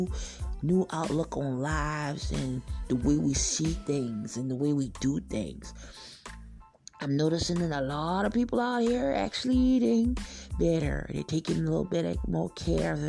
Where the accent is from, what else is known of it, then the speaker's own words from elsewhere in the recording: the South, United States; I'm from the South